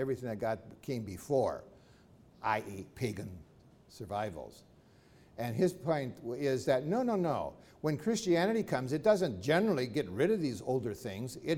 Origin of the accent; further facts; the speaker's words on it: United States; do not take my exceptional status to mean I am not American